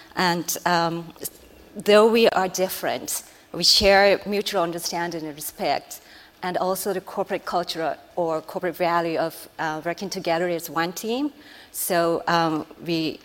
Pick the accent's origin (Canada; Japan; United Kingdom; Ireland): Japan; I'm Japanese